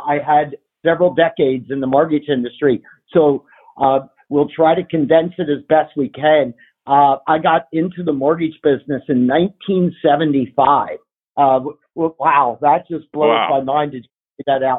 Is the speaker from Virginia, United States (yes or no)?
no; Philadelphia, Pennsylvania, United States; moved away as an adult; also born or lived in California; On the East Coast, which is where I grew up in the Philly area.